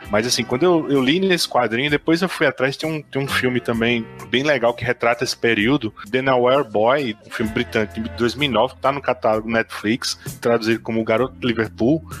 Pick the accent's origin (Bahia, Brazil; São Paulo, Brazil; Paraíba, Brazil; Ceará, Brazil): Paraíba, Brazil; Campina Grande; Eu sou de Campina Grande, na Paraíba